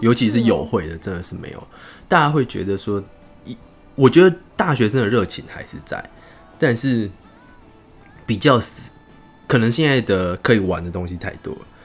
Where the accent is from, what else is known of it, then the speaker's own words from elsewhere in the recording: Tainan, Taiwan; moved away as an adult; also born or lived in Taipei; 我是台南人嘛